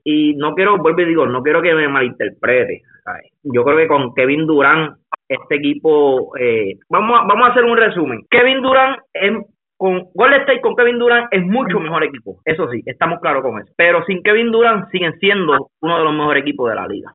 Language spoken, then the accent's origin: Spanish; Puerto Rico; a nosotros los puertorriqueños